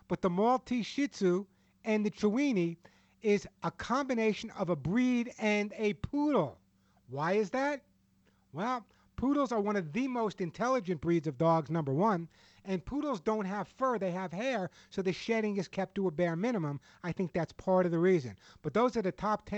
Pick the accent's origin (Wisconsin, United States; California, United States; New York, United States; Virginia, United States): New York, United States; Long Island; when I was a kid growing up on Long Island